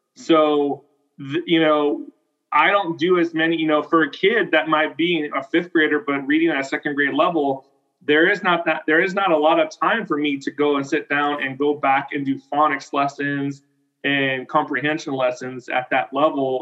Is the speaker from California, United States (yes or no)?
yes; Selma, California, United States; also born or lived in Fresno, California / Fowler, California; I did all my elementary and middle school in, in Selma, and my high school in Fowler.